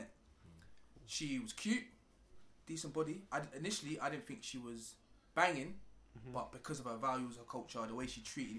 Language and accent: English; London, United Kingdom; We grew up in London.